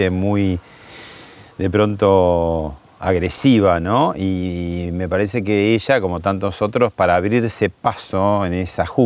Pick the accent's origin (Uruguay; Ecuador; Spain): Uruguay; Punta del Este, Maldonado; also born or lived in Montevideo; Yo, yo crecí en Punta del Este.